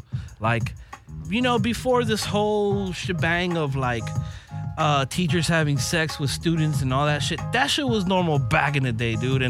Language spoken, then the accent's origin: English; Los Angeles, California, United States; I'm born and raised in LA.